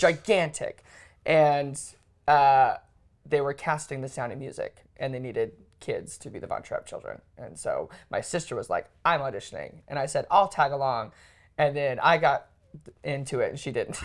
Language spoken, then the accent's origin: English; Sioux Falls, South Dakota, United States; I was born and raised in Sioux Falls, South Dakota